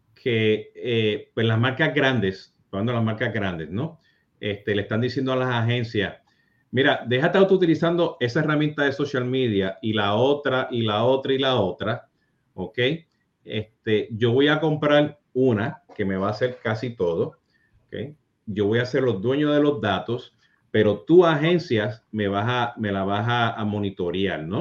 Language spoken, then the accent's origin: Spanish; Puerto Rico; yo siendo puertorriqueño